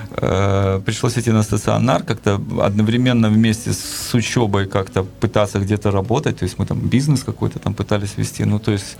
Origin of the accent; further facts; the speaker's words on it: Kyiv, Ukraine; я родился и вырос в Киеве.